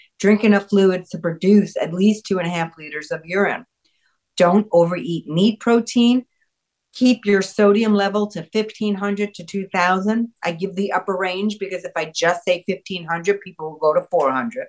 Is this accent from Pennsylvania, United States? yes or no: no; New York, United States; I was born in New York